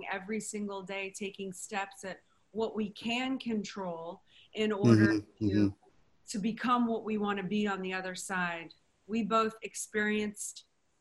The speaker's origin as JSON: {"language": "English", "town": "New Orleans", "region": "Louisiana", "country": "United States", "tie": "born or raised there", "also_born_or_lived": "Madrid, Spain", "said": "I was reared in New Orleans, Louisiana"}